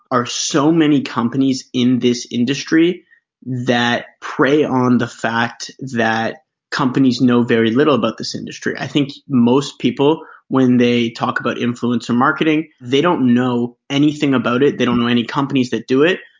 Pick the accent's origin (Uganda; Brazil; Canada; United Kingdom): Canada; also born or lived in United States; A little bit about myself. Uh, I grew up in Canada. I lived most of my life bouncing around between Canada and the United States.